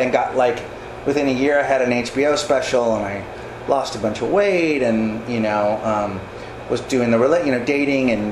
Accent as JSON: {"language": "English", "town": "Ross", "region": "California", "country": "United States", "tie": "born or raised there", "said": "I grew up in Ross. I went to Redwood High School"}